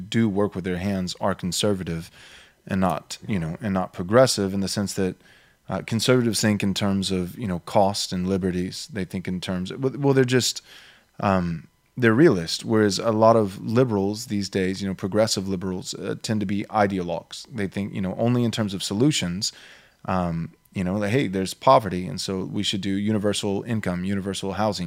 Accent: Texas, United States; moved away as an adult; also born or lived in Southern California; I moved to Texas. This is where I was born and raised.

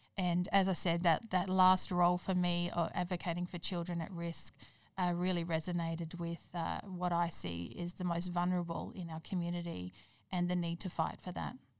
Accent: Toowoomba, Queensland, Australia; moved away as an adult; also born or lived in Perth; now in Brisbane, Australia; I grew up in Toowoomba, moved down here to Brisbane to go to university

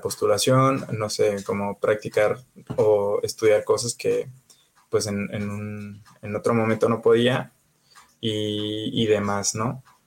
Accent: Jalisco, Mexico; ahorita yo ya estoy viviendo en Jalisco, de, en mi tierra

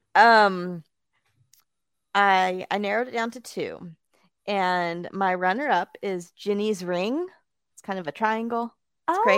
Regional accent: Bakersfield, California, United States; now in Chicago, United States; my hometown, that's of Bakersfield, California

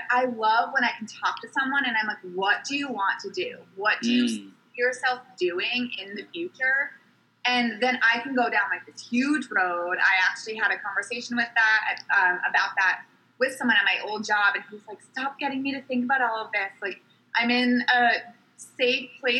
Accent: Fairfield County, Connecticut, United States; I grew up in Fairfield County, so on the East Coast

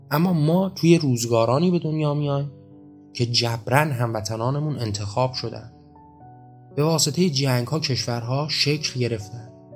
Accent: Iran; من و شما توی ایران به دنیا نیومده بودیم خب قاعدتا ما ایرانی نبودیم

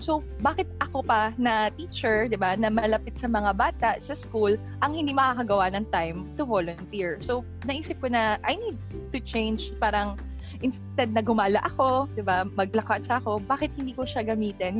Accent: Pasig, Metro Manila, Philippines; I'm from Pasig City.

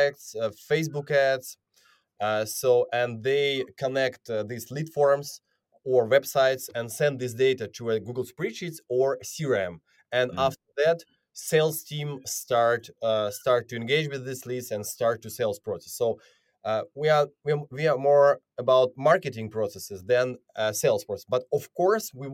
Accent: Ukraine; I'm originally from Ukraine

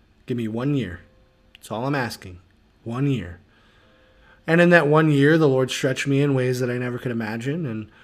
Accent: Loves Park, Illinois, United States; So I grew up in Rockford, Illinois, in Loves Park, city with a heart, and raised by two awesome

